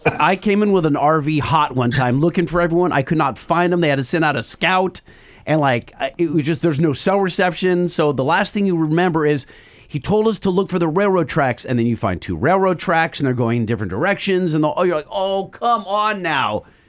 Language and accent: English; Orange, California, United States; by where I grew up.